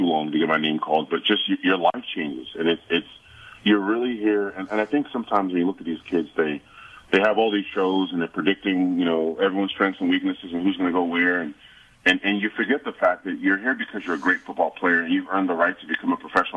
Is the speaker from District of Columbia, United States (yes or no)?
yes; Washington, District of Columbia, United States; I grew up in Washington, D.C.